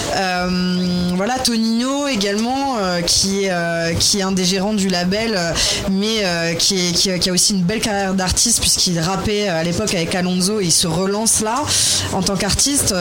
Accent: Metz, Grand Est, France; je viens de Metz et que mon papa m'a traîné euh, au stade Saint-Symphorien toute petite

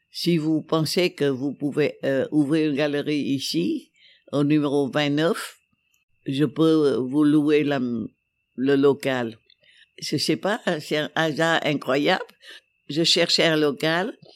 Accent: Hanoi, Vietnam; Je dis oui, je suis venu de Hanoï, mais je suis pas communiste. Je travaillais avant à la télévision du Vietnam.

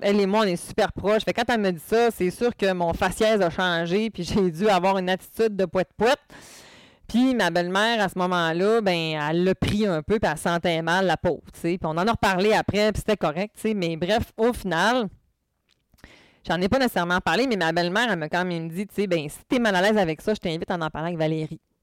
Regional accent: Quebec, Canada; peut-être que mon accent n'est pas assez fort, mais je viens du Saguenay-Lac-Saint-Jean.

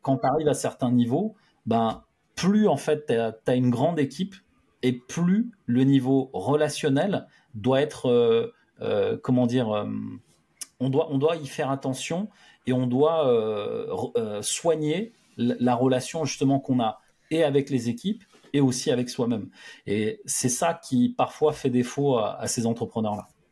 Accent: France; j'aime la France, je suis français et je veux rester ici.

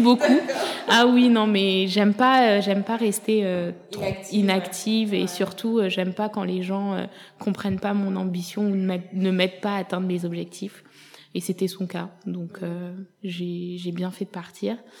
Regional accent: France; moved away as an adult; also born or lived in Ethiopia / Senegal / Canada; je suis venue m'installer en France à l'âge de 7 ans jusqu'à mes 23 euh, ans

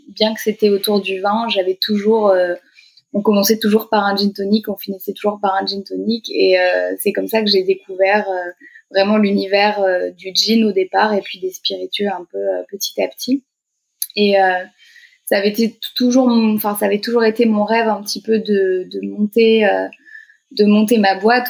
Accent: Paris, Île-de-France, France; moi je suis originaire de Paris, j'ai grandi j'ai grandi ici

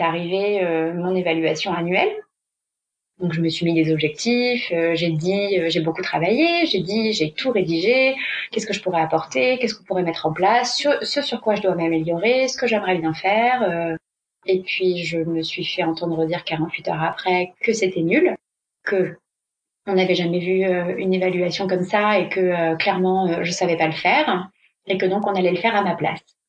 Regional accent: France; moved away as an adult; now in Barcelona, Spain; Je suis française, mais je vis à Barcelone depuis bientôt quatre ans.

